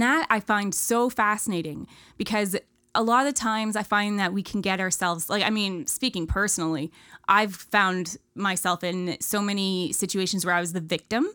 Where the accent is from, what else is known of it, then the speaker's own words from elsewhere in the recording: Ontario, Canada; moved away; I grew up in Ontario, small town, no, middle of nowhere.